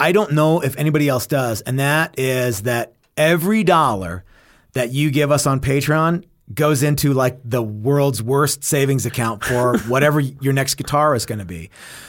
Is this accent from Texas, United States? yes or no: yes; Texas, United States; so I grew up in North Texas, where there wasn't a huge punk rock scene